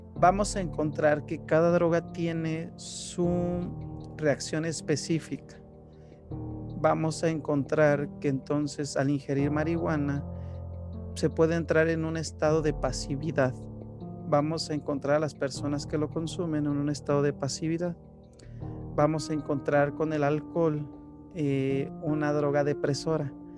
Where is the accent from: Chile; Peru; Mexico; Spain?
Mexico; de aquí, de mi país de origen, de México